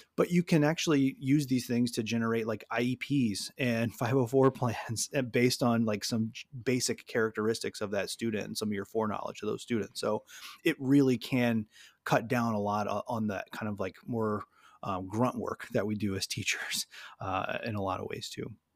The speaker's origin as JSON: {"language": "English", "region": "Louisiana", "country": "United States", "moved": "as an adult", "lives_now": "Michigan, United States", "said": "I'm from Louisiana, um, I was a middle school social studies teacher there, moved to Michigan, um, o-, over, over a decade ago now"}